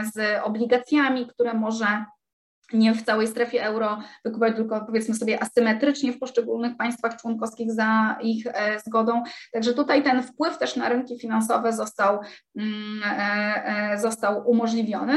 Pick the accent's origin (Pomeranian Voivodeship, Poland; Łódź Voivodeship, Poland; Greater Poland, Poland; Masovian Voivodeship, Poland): Pomeranian Voivodeship, Poland; Gdańsk; jestem z Gdańska